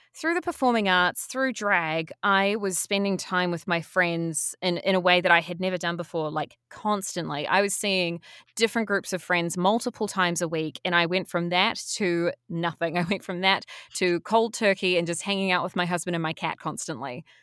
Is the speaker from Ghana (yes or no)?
no; New Zealand; also born or lived in Wellington, New Zealand; I went to university as all Kiwi kids are encouraged to do.